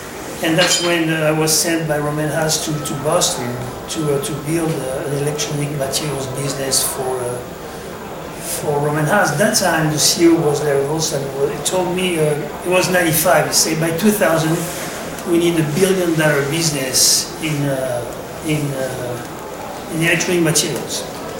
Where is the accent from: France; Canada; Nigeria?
France; English is a second language; also born or lived in Middle East; I was born in France, obviously. My father was in the army. So moved around for most of my youth in France and the Middle East.